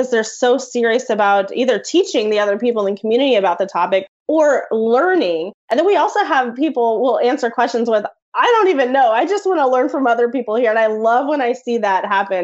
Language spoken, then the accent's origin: English; Oklahoma, United States; now in Wichita, United States; I'm from Oklahoma